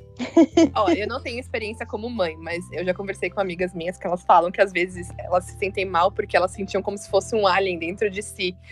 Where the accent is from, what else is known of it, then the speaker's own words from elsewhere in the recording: Atibaia, São Paulo, Brazil; eu nasci em São Paulo, mas eu fui morar em Atibaia